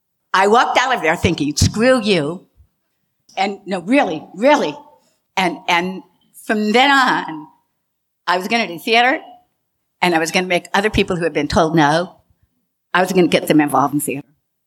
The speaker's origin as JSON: {"language": "English", "town": "Austin", "region": "Texas", "country": "United States", "tie": "born or raised there", "also_born_or_lived": "Stuttgart, Germany / Berlin, Germany", "said": "I was born in Stuttgart, Germany, and I grew up in Berlin. My father was American military. He was counterintelligence. Then I spent the rest of my childhood in Texas, in Austin, Texas."}